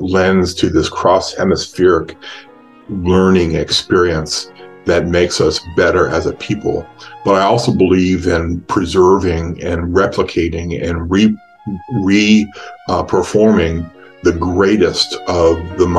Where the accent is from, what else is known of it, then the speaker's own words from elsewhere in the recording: United States; first language English; who was born and raised in America and an English-speaking person.